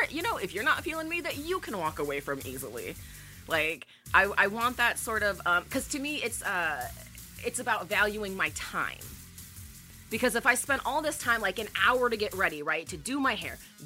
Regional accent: Great Lakes area, Midwest, United States; I'm very much from the Midwest, particularly the Great Lakes area

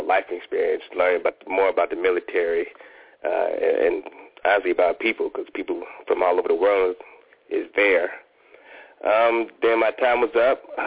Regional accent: Ohio, United States; also born or lived in Washington, D.C. / Fort Worth, Texas; now in Atlanta, United States; I'm from Ohio

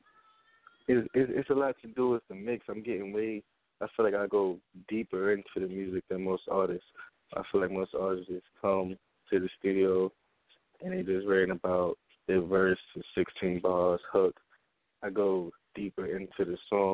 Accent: New York City, New York, United States; I'm from Brooklyn, New York

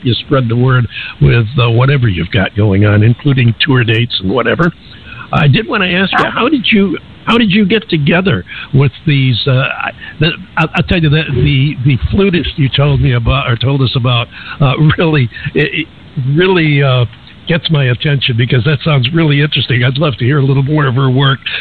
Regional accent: New York, United States; us New Yorkers

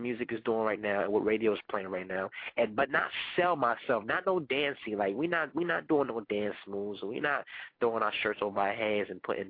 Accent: Panama; first language Spanish; English is a second language; because I am Panamanian. Soy Panameño. That is my first language

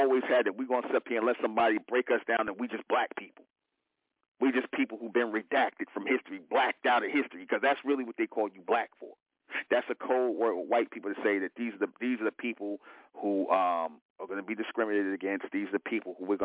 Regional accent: United States; We are the real Americans.

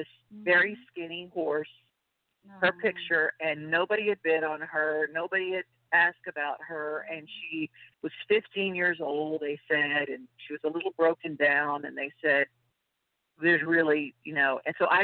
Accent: Louisiana, United States; I'm from Louisiana

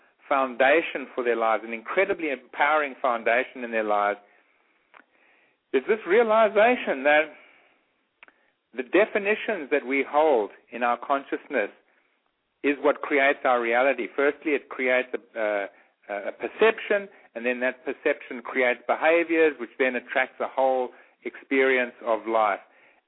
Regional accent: Eswatini; moved away; the area I grew up in, which is I grew up in Swaziland

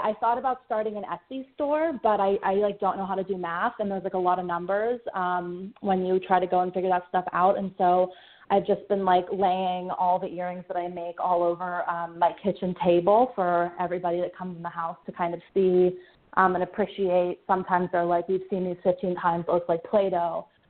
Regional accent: Pittsburgh, Pennsylvania, United States; moved away as an adult; also born or lived in the South; I'm from Pittsburgh

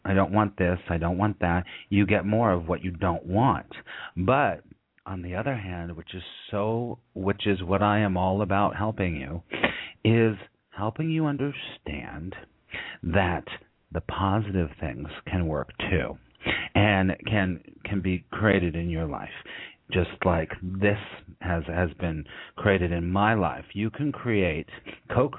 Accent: California, United States; now in New York, United States; I'm originally from California

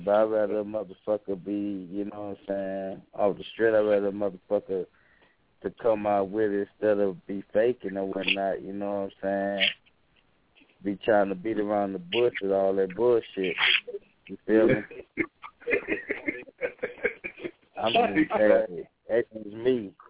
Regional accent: Louisiana, United States; I'm from Louisiana, you know.

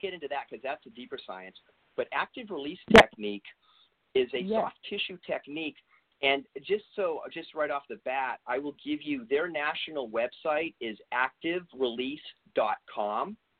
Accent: East Coast, United States; moved away; I'm originally from the East Coast

